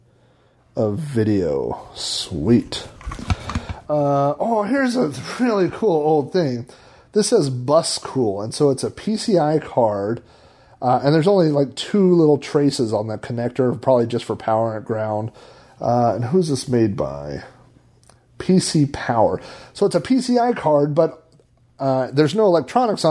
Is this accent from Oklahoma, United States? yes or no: yes; Oklahoma, United States; I'm from Oklahoma